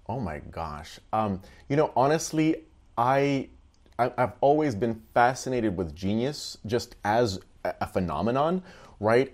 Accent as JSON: {"language": "English", "country": "Russia", "tie": "born or raised there", "also_born_or_lived": "Texas", "moved": "as an adult", "lives_now": "United States", "said": "I, I grew up in Russia"}